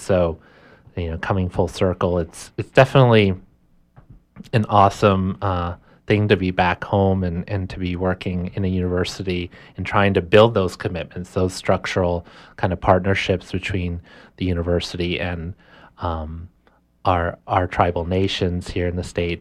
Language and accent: English; Orono, Maine, United States; I was born and raised right here in Maine. Um, I grew up mostly in Orono